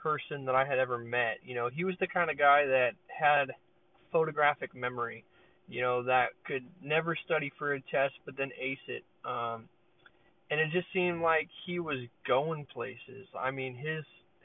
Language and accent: English; Peoria, Arizona, United States; I'm from Arizona. So I'm in Peoria, Arizona